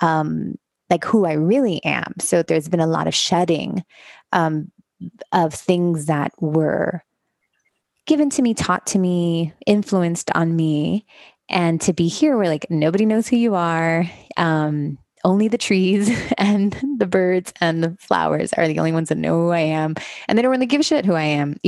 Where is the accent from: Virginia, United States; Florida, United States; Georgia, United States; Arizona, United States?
Florida, United States; Miami; moved away as an adult; also born or lived in Los Angeles; I grew up in Miami, Florida. I am the children of Cuban immigrants. So I was raised in a very Cuban traditional community